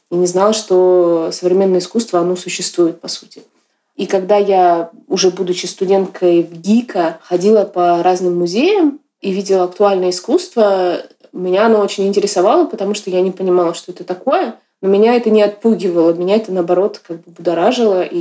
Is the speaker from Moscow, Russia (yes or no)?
no; Yakutsk, Sakha Republic, Russia; Я родилась в 87 году, и я э, не из Москвы, я из Якутска. В Якутске современного искусства нет, в принципе, до сих пор.